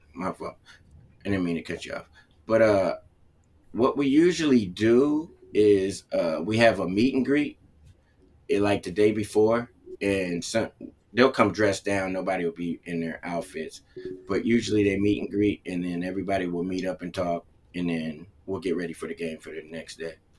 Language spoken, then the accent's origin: English; Cleveland, Ohio, United States; also born or lived in Connecticut; I was born in Connecticut, and then they moved to Ohio in Cleveland